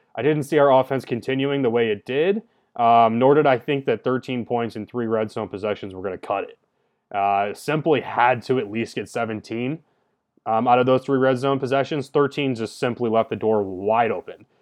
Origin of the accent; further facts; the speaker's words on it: Detroit area, Michigan, United States; my hometown Pistons